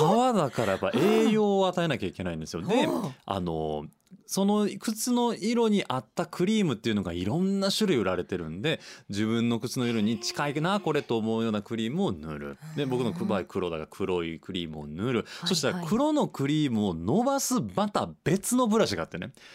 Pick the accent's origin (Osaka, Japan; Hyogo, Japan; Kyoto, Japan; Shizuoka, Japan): Osaka, Japan; also born or lived in Tennoji-ku, Osaka; 私の生まれ故郷住吉区住之江区エリア